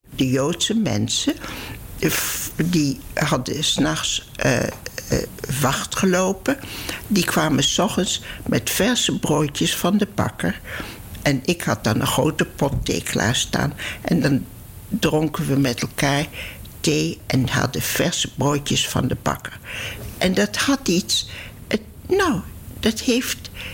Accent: Netherlands; moved away; also born or lived in Palestine; ik ben geen Duitse ik ben een Nederlandse

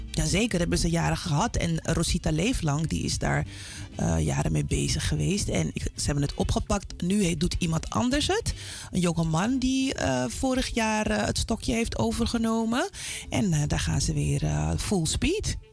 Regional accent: Amsterdam, North Holland, Netherlands; mijn hele zijn is Zuidoost

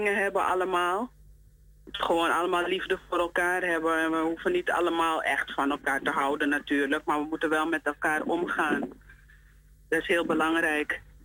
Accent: Suriname; wij als Surinamers

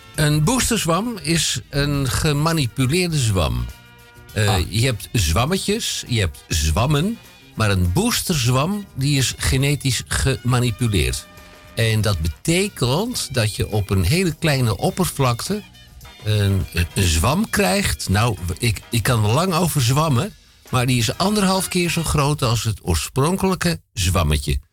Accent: Amsterdam, North Holland, Netherlands; Ik ben Amsterdammer

